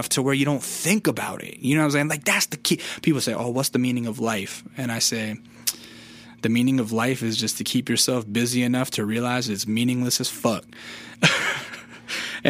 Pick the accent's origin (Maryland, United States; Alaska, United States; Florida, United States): Alaska, United States; also born or lived in California; now in Los Angeles, United States; when I was growing up in Alaska